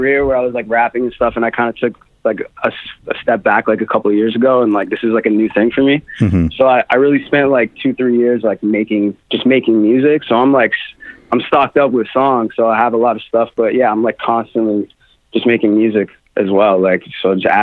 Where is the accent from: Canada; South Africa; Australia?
Canada; Toronto, Ontario; now in Los Angeles, United States; I'm from Toronto